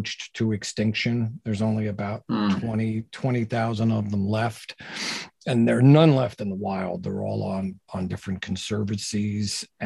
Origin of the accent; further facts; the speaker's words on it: New Jersey, United States; moved away as an adult; also born or lived in Brooklyn, New York / New York City; I'm a New York City guy. I was born in Brooklyn. I grew up in Jersey